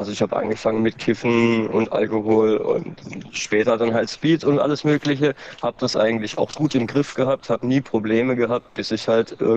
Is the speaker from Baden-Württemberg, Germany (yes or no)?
yes; Baden-Württemberg, Germany; Ich komme äh, aus Baden-Württemberg